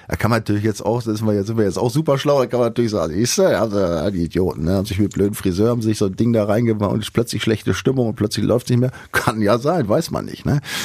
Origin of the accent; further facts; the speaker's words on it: Northern Germany, Germany; Ich komme ja aus der Gegend